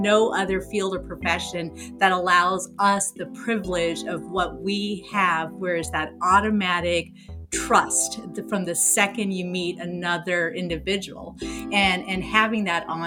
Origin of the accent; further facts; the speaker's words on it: Afghanistan; moved away; I'm originally from Afghanistan